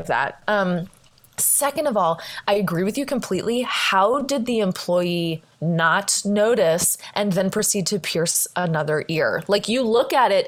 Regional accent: United States; how embarrassing it has been for both of us to be Americans out traveling in the world

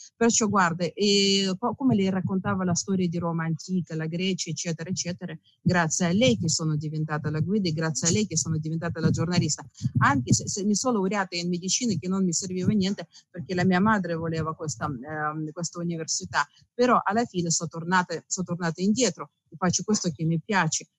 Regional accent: Russia; Italian is a second language; moved away as an adult; now in Italy; io sono russa, mio marito è italiano

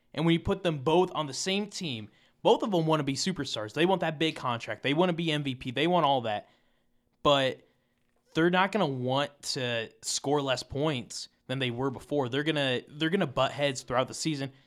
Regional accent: Iowa, United States; I'm from Iowa

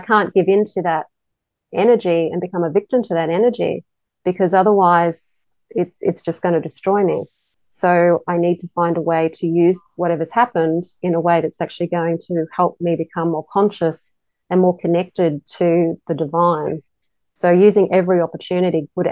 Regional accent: Australia; growing up in Australia, Christmas is always really hot and humid

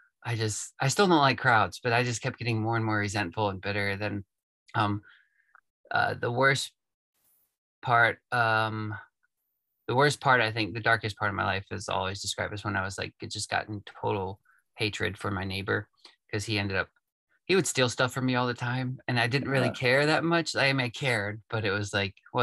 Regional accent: East Tennessee, United States; also born or lived in Florida; I was born in Florida, lived there till I was probably 8, and we moved up to East Tennessee. That's where I'm at now, just north of Chattanooga.

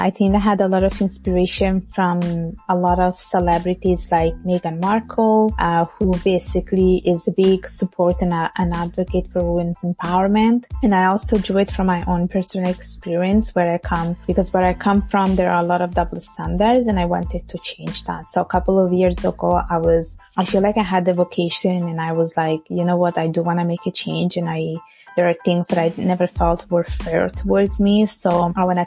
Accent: Italy; now in Montreal, Canada; I was born and raised in Italy and my parents are from Bangladesh

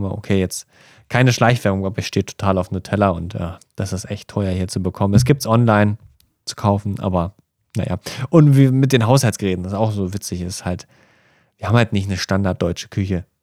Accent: Germany; now in Japan; Wir haben da als Deutsche ein bisschen Vorteil.

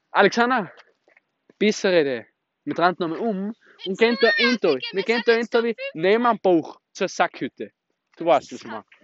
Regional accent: Austria; Wir kommen natürlich aus, aus, aus dem schönen, schönen Österreich, Leute. Dass ihr es wisst. Wir sind waschechte Österreicher

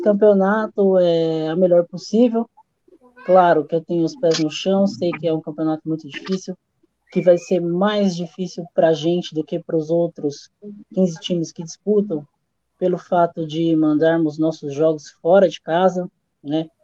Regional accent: Santo André, São Paulo, Brazil; sou de Santo André, também moro perto do estádio. Desde quando eu tinha dois

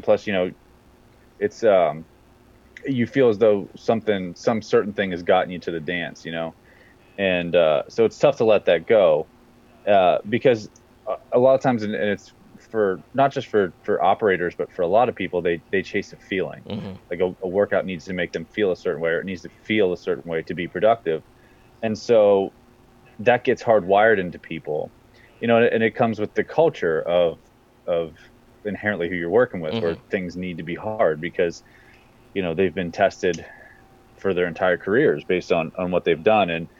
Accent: Central Pennsylvania, United States; moved away as an adult; now in Northern Virginia, United States; I'm from Central Pennsylvania

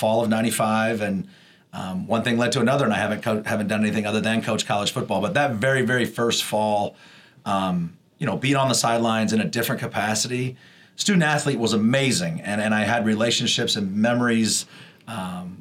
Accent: Indianapolis, Indiana, United States; moved away as an adult; now in Charleston, United States; I'm actually from Indianapolis. So grew up on the east side of Indianapolis, and my mom moved to the northeast side when I was in high school

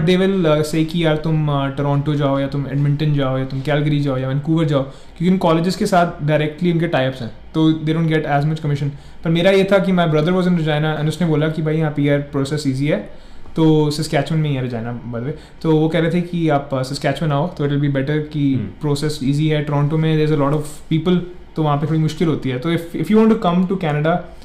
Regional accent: Jalandhar, Punjab, India; moved away as an adult; now in Canada; मैं हूँ जलंधर पंजाब इंडिया से

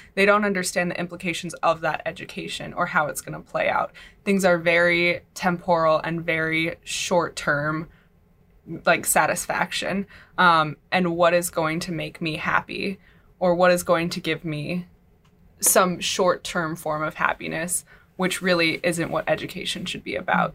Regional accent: California, United States; moved away; I'm from California.

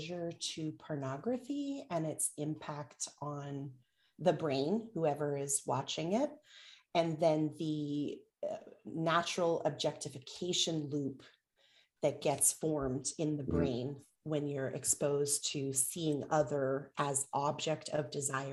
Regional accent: Canada; now in United States; I'm Canadian by birth

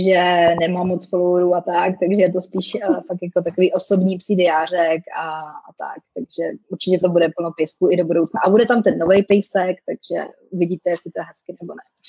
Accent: Czechia; also born or lived in Canada / France; now in Prague, Czech Republic; my si vždycky pomůžeme jako Češi

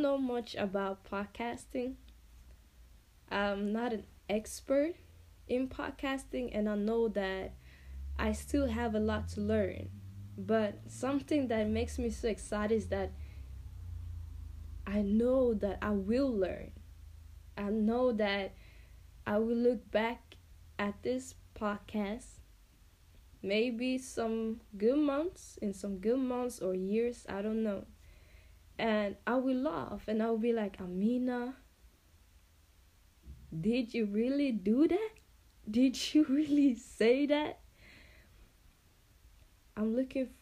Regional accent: Finspång, Östergötland, Sweden; also born or lived in Angola; I live in a small town called Finspång in Sweden. I am not Swedish. I am from Angola, actually, and I came to Sweden together with my family when I was, you can say, I was around 5 years old. So I've been here pretty much my whole entire life, and yeah, I grew up here

